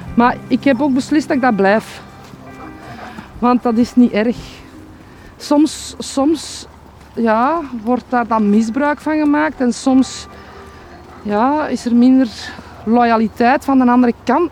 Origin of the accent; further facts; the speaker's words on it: Noorderwijk, Flanders, Belgium; Ik ben hier geboren en getogen